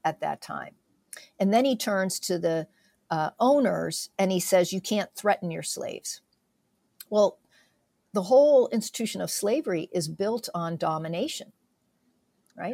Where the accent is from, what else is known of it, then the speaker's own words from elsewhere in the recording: south central Pennsylvania, United States; my husband and I, raised in south central Pennsylvania